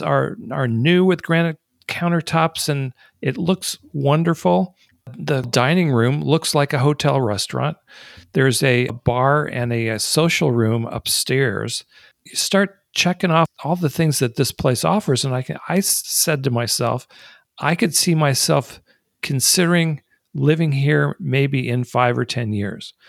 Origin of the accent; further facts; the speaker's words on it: Colorado Springs, Colorado, United States; they've got one in my hometown